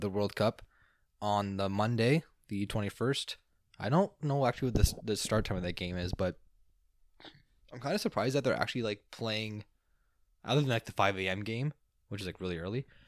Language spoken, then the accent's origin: English; Canada; we are a Canadian.